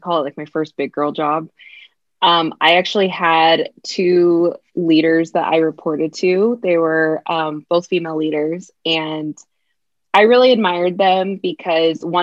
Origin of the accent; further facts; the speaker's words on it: California, United States; also born or lived in Virginia; grew up in California and I grew up with both my parents.